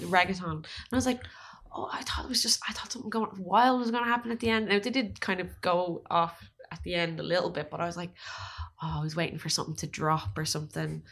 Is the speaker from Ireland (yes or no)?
yes; Ireland